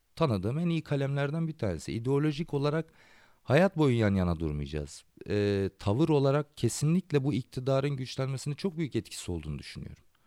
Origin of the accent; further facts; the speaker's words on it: Antakya, Hatay, Turkey; Antakya'da benim şehrimde